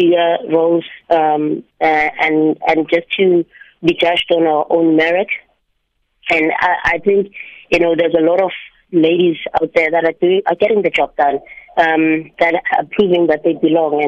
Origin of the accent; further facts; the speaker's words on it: South Africa; I'm South African. My roots are there